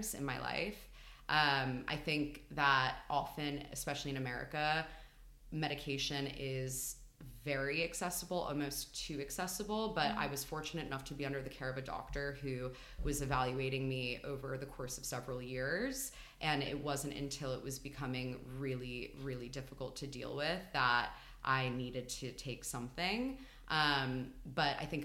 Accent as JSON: {"language": "English", "region": "New York", "country": "United States", "tie": "born or raised there", "also_born_or_lived": "Philadelphia", "moved": "as an adult", "lives_now": "London, United Kingdom", "said": "I'm from New York. And I grew up there"}